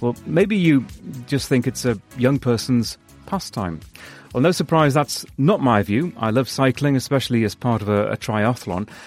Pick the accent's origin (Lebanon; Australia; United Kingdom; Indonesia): United Kingdom; now in Los Angeles, United States; my home country, the U K